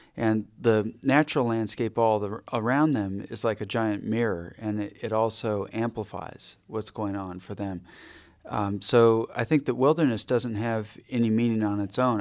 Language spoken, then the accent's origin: English; Ketchikan, Alaska, United States; also born or lived in Adak Island, Alaska; spent my early childhood in Ketchikan in southeast Alaska